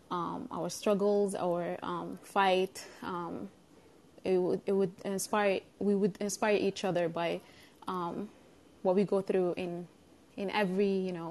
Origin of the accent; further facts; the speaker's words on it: United States; since I'm I'm an American. I'm also an Arab and I'm also an African.